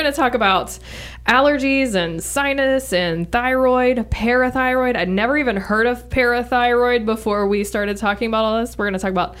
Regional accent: Louisiana, United States; I grew up in Louisiana

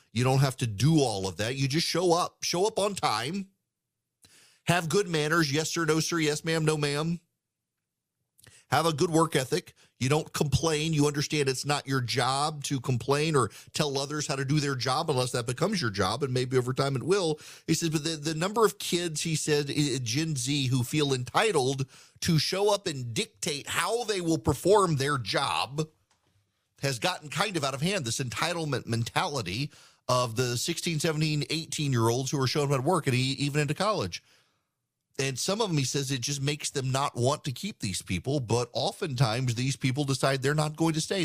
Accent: United States; I'm an American

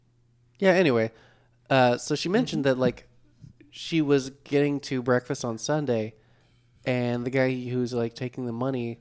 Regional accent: Oklahoma City and Norman, United States; we're from Oklahoma City and Norman.

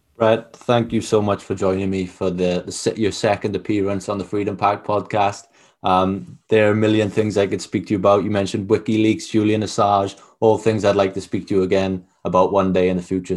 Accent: Wales, United Kingdom; I'm not from England, I'm from Wales

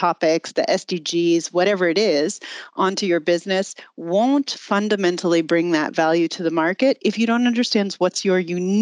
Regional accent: United States; accent: American; moved away as an adult; now in Germany; I actually am American

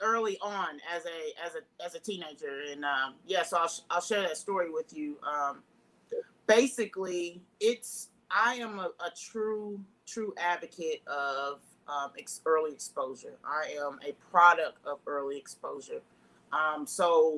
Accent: Jeffersonville, Indiana, United States; I grew up in the Midwest, Jeffersonville, Indiana.

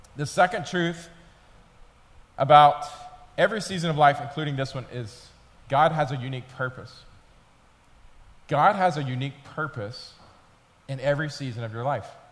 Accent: Atlanta, Georgia, United States; moved away as an adult; also born or lived in Memphis, Tennessee; I was from Atlanta

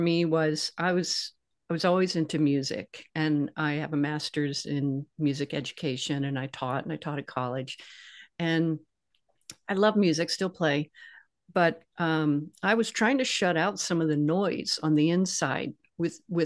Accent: the South, United States; I grew up in the South

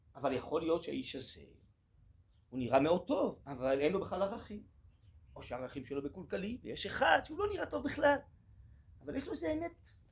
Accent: Tel Aviv, Tel Aviv District, Israel; אני אה, גדלתי אה, בתל אביב

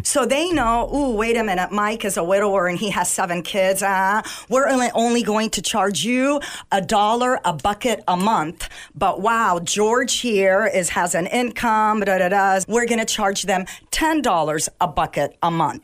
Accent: Egypt; moved away; I was born in Egypt

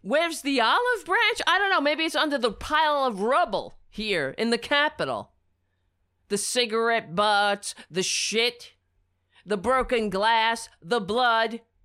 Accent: United States; as an American

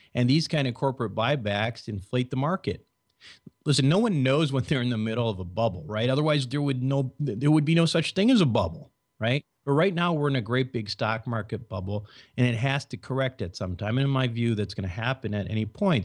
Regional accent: Minnesota, United States; I was born and raised in Minnesota.

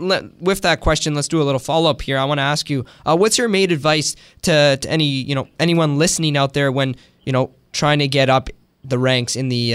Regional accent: Canada; I'm born here in Canada

